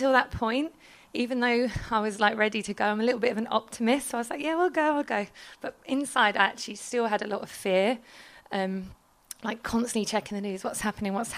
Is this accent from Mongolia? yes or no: no; London, United Kingdom; moved away as an adult; I'm from London